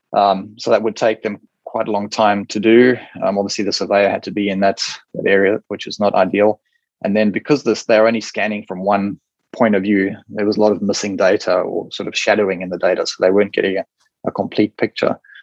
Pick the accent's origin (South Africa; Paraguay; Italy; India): South Africa; moved away as an adult; also born or lived in Cape Town, South Africa / United Kingdom / United States; now in Brisbane, Australia; the place I grew up in South Africa is a beautiful coastal town